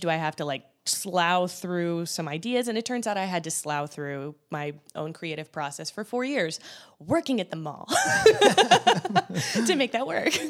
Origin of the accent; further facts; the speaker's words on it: Columbus, Ohio, United States; I'm me from Columbus, Ohio